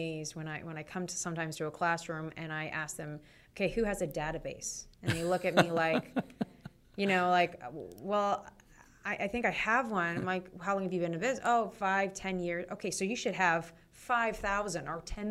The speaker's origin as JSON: {"language": "English", "region": "California", "country": "United States", "moved": "yes", "said": "I'm from California"}